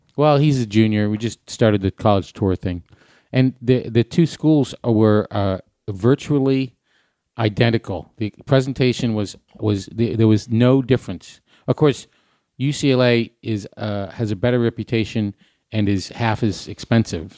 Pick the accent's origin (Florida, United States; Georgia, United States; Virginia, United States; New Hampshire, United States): New Hampshire, United States; Hampton Beach; Hampton Beach, where I grew up